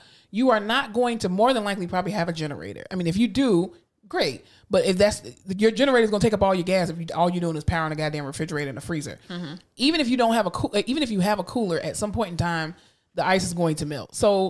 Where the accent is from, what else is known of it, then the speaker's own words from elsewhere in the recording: Florida, United States; I mean, I'm from Florida, and I've experienced enough hurricanes to know.